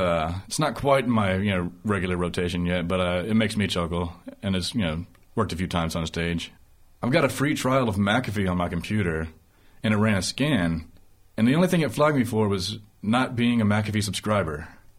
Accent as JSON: {"language": "English", "region": "Alabama", "country": "United States", "said": "did I make the host dig me into a hole by saying I'm from Alabama"}